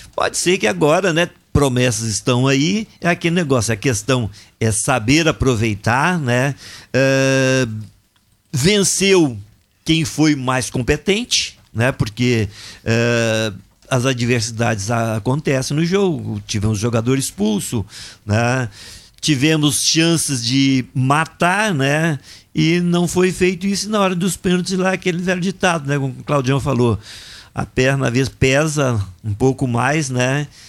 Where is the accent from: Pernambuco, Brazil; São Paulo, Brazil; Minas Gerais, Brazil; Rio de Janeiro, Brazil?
Minas Gerais, Brazil; Viçosa; Lá na minha cidade, lá em Viçosa